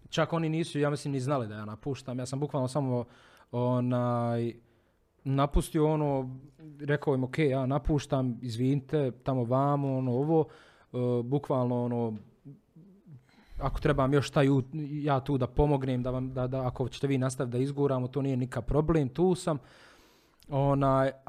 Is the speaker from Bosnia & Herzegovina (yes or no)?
yes; Bosnia & Herzegovina; prvi put kod nas u Bosni i Hercegovini.